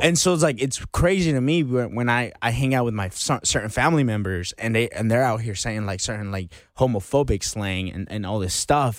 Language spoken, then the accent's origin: English; United States; growing up in America